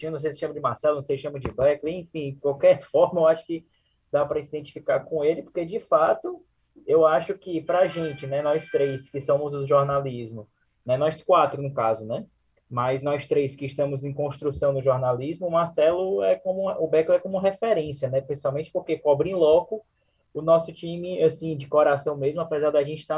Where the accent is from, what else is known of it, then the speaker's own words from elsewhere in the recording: Minas Gerais, Brazil; mas você sabe que igual eu sou mineiro e, e de onde eu venho